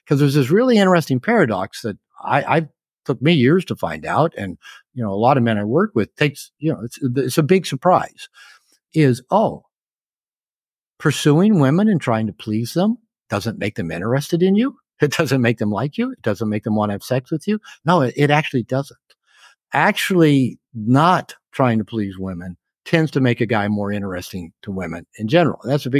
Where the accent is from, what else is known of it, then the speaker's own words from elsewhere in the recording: Seattle, Washington, United States; when I was growing up in Seattle, I had one male teacher before I got to junior high.